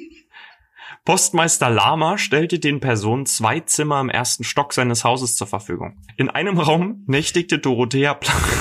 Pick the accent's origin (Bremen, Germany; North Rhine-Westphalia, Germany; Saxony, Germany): Saxony, Germany; Dresden; moved away; Ich komme übrigens ursprünglich aus Dresden